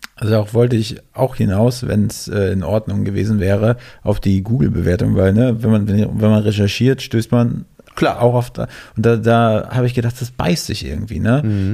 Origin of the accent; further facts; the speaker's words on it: Germany; man als Deutscher